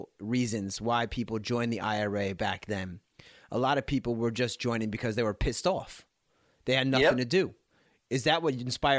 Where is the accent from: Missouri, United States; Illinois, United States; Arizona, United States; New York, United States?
New York, United States; I'm from New York.